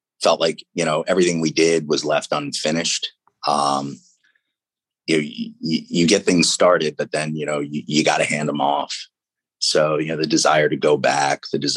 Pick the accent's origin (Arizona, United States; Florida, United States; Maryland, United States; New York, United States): Maryland, United States; Baltimore; moved away; the need to get out of Baltimore